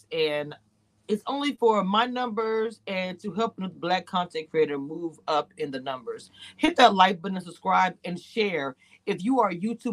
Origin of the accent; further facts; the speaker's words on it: Louisiana / Texas, United States; I'm from the boot. Yeah, I'm from Louisiana and slash Texas, whatever. I'm from the South.